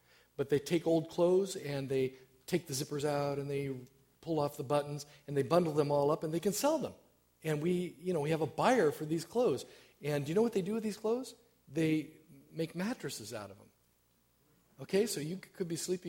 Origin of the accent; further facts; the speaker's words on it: Chico, California, United States; moved away as an adult; also born or lived in Walla Walla, Washington / Collonges, France; now in Wisconsin, United States; I come from California. That's my home state. Northern California, little town of Chico is where my dad still resides